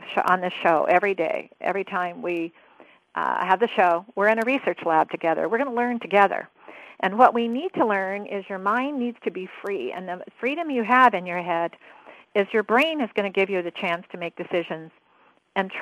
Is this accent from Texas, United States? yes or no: no; Oregon, United States; I'm a born Oregonian, too